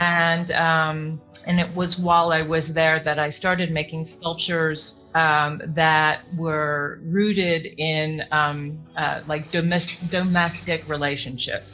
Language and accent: English; Chicago, Illinois, United States; moved away as an adult; also born or lived in Yucatan Peninsula, Mexico; now in Mexico; I grew up in Chicago, uh, born in Chicago